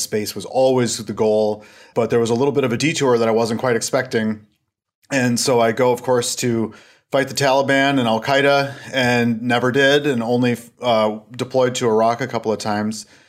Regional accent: Stillwater, Minnesota, United States; also born or lived in Washington, D.C. area; I'm calling from Stillwater, Minnesota. And if you're familiar with the Twin Cities area, I'm about twenty-five miles east of there. Um, I'm closer to Wisconsin than I am Minnesota. And this is where we're from originally

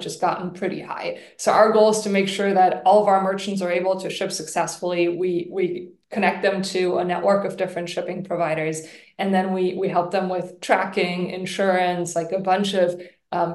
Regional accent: Germany; moved away; We're both originally from Germany.

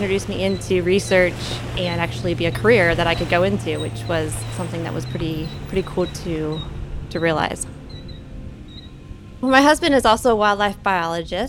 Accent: Northern Kentucky, United States; I grew up in Northern Kentucky

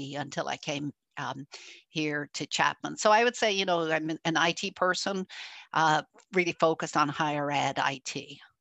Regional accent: Ireland; also born or lived in Germany; now in United States; I'm actually an immigrant. I'm originally from Ireland, uh, and I have lived in Germany and moved to the US a long time

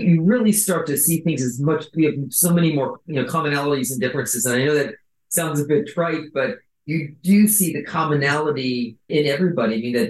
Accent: Buffalo, New York, United States; So I was born in Buffalo, New York. I'm one of five kids. The interesting thing with my family is my dad is from India. He was born right outside of Mumbai. My mom is a Russian-German background

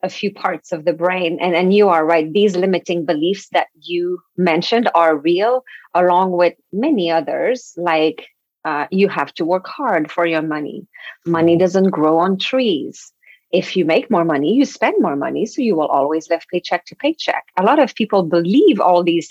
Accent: Quebec, Canada; first language French; English is a second language; moved away; I'm French from Quebec

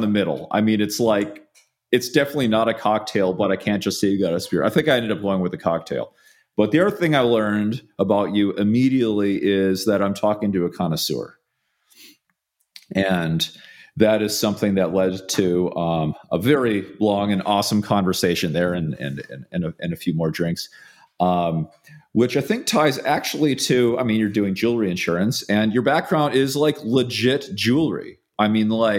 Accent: upper Midwest, United States; now in Austin, United States; back there in the upper Midwest where I'm from

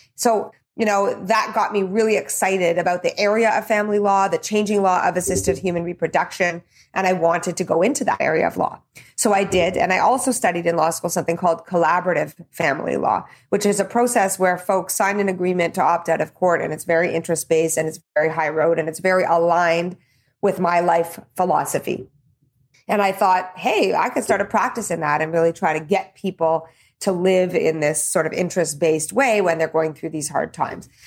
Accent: Calgary, Alberta, Canada; I was born in Calgary uh, to my mom, Karen, and my dad, Bernie

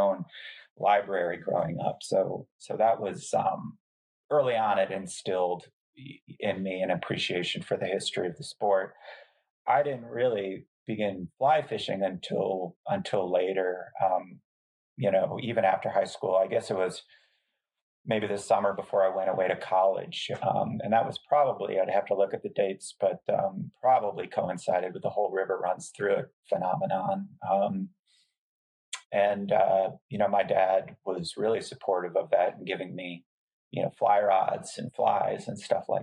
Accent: northwest corner of Connecticut, United States; moved away as an adult; also born or lived in Helena, Montana / Harrisburg, Pennsylvania; I grew up in the northwest corner of Connecticut, which is a very rural part of Connecticut

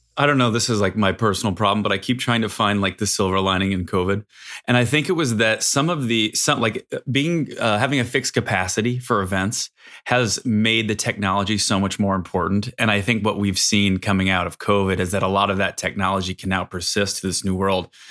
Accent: Chicago, Illinois, United States; I'm from Chicago

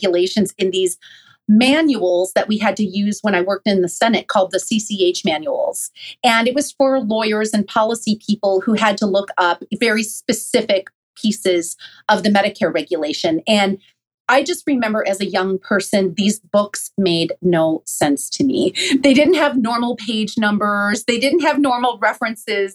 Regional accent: Rochester, Minnesota, United States; moved away; a job that I took in my hometown in Rochester

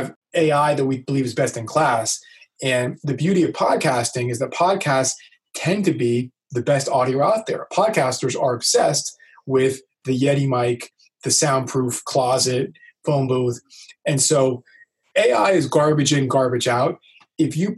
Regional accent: Miami, Florida, United States; I'm from Miami

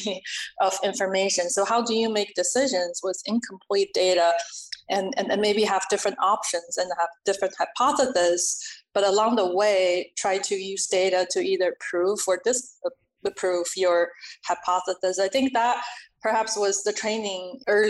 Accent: China; moved away as an adult; now in United States; I am an immigrant, born and raised in China, and came to the US as an adult.

